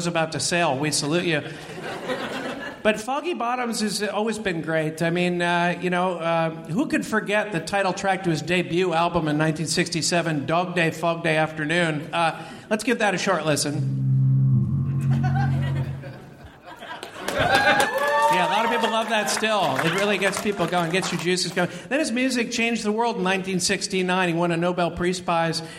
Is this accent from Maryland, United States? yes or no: no; the Bay Area, California, United States; moved away; I'm from the Bay Area originally